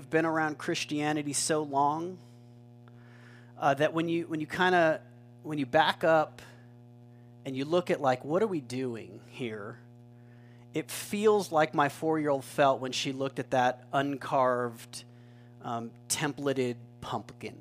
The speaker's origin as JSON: {"language": "English", "town": "Albuquerque", "region": "New Mexico", "country": "United States", "tie": "born or raised there", "said": "growing up in Albuquerque"}